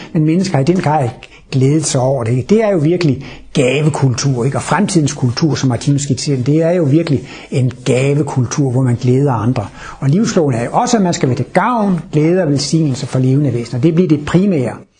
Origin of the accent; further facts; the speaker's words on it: Denmark; Jeg er født i Jylland i Danmark. Der hedder man ikke …, der hedder man …